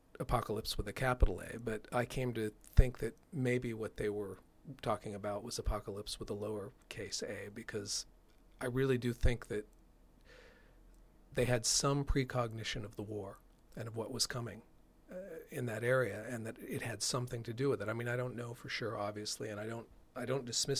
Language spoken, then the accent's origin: English; Oregon, United States; the place where I grew up in Oregon. This was in northeastern Oregon